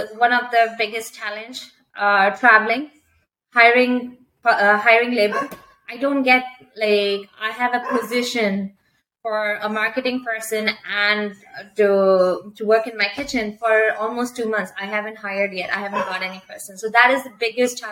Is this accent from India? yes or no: yes; India; English is a second language; moved away as an adult; also born or lived in London, Ontario, Canada; now in Canada; I come from India again, so my English was very different from what Canadians speak over here